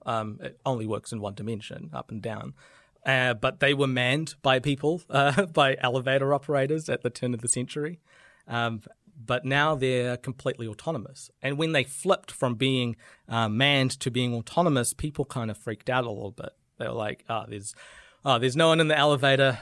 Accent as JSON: {"language": "English", "country": "New Zealand", "said": "I'm, I'm very proud of being a New Zealander"}